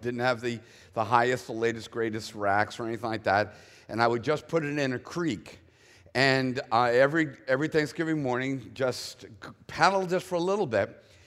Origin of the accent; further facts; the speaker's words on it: Boston, Massachusetts, United States; born and raised in the Northeast where it's always gray, dark, and cold